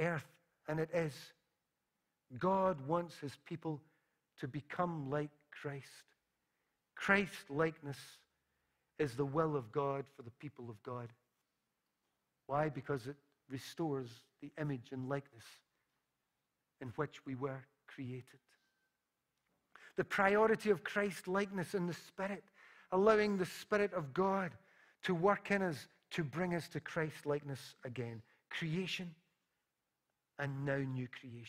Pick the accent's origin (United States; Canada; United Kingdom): United Kingdom; Glasgow, Scotland; when I was a little boy and growing up in Parkhead